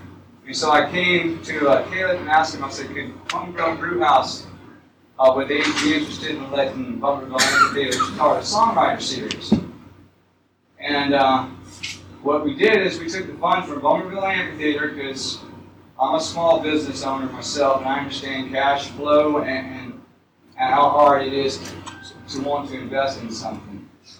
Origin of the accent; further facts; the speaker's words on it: Summerville, South Carolina, United States; I was born here. I was born across from McDonald's, and about a half mile from there.